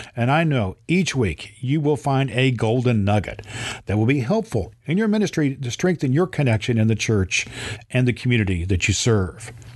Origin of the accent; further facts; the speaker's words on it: Terre Haute, Indiana, United States; I was born in Terre Haute, Indiana, and I have served as an ordained elder in the Indiana Conference